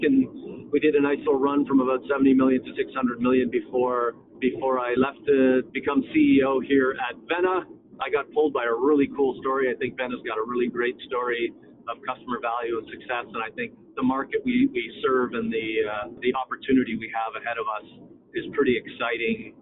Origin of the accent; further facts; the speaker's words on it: Toronto, Ontario, Canada; moved away; I'm Canadian, born and raised in Toronto